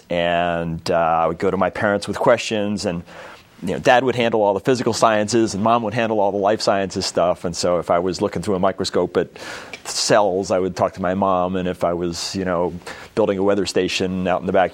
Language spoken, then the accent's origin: English; New Jersey, United States; I grew up in New Jersey